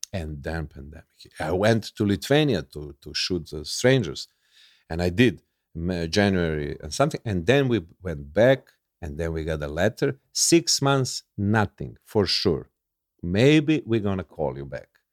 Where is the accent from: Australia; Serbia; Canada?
Serbia; English is a second language; I'm from Yugoslavia